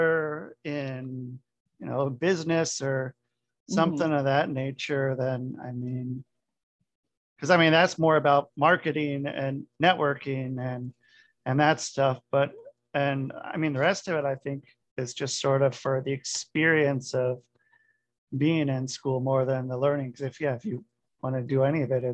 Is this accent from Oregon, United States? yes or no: yes; Portland, Oregon, United States; I'm from Portland, Oregon